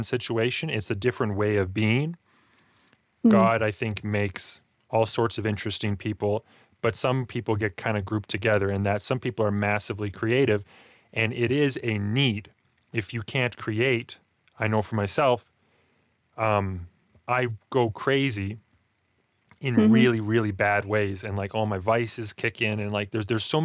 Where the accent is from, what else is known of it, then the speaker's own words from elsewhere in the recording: Alberta, Canada; I grew up in Alberta, Canada.